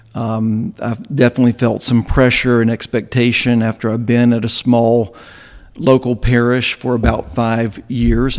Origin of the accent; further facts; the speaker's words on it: Southwest Virginia, United States; moved away as an adult; also born or lived in Bristol, Tennessee; now in Chattanooga, United States; I grew up in Southwest Virginia, uh, in the heart of Appalachia